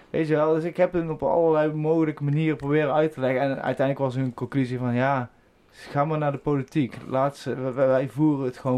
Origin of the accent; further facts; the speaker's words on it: Veldhoven, North Brabant, Netherlands; moved away; Ik kom zelf uit Veldhoven, inderdaad. Ik was even op bezoek bij mijn ouders.